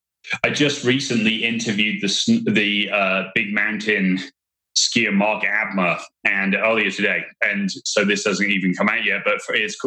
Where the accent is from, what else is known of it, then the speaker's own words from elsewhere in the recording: England, United Kingdom; now in United States; my friend Luke was up in New York at the time, and I grew up with him in England